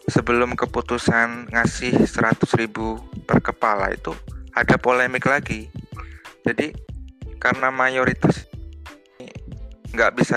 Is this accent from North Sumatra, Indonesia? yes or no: no; Tulungagung, East Java, Indonesia; now in Tokyo, Japan; aslinya dari Ngunut, Tulungagung, dari Desa Balisono.